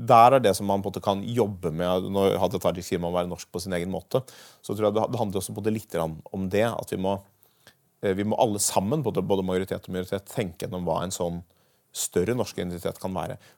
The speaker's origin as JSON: {"language": "Norwegian", "country": "Norway", "said": "Altså hvis jeg nå i voksen alder reiser til Belgia, så vil jeg jo aldri slutte å tenke at jeg er norsk."}